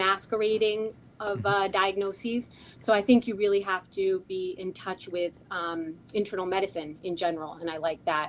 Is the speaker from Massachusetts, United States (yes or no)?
yes; Hamilton, Massachusetts, United States; I grew up in right outside of Boston, Massachusetts, in a suburb called Hamilton